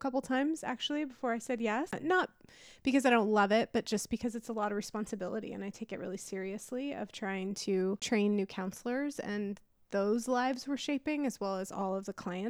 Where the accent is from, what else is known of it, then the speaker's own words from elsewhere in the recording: California, United States; moved away; I'm from California